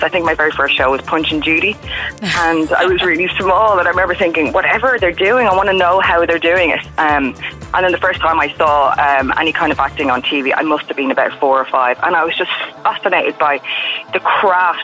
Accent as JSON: {"language": "English", "town": "Dublin", "region": "Leinster", "country": "Ireland", "tie": "born or raised there", "also_born_or_lived": "San Francisco", "moved": "as an adult", "said": "I grew up in Dublin"}